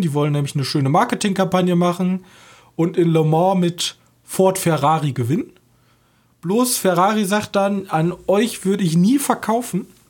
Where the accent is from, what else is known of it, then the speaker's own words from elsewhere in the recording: Germany; wir als Deutsche